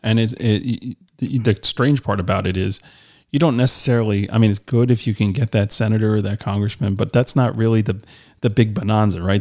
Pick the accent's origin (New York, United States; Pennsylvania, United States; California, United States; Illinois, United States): New York, United States; I'm from New York